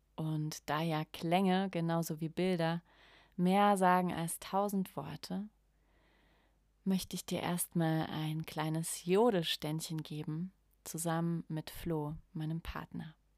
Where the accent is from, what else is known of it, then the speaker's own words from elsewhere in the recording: Germany; ich spreche als Deutsche auch vor allem für ja, das Volk der Deutschen